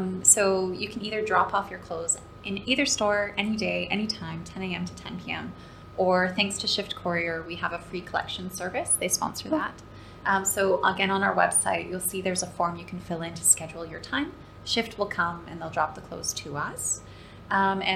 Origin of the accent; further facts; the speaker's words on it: Canada; moved away as an adult; now in Dubai, United Arab Emirates; growing up in Canada, my favorite place on the planet still is my grandparents' cabin